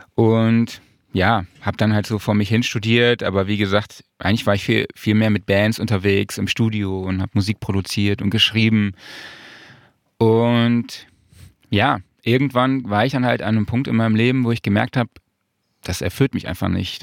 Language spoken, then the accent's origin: German; Saarland, Germany; moved away as an adult; now in Cologne, Germany; ich komme aus dem Saarland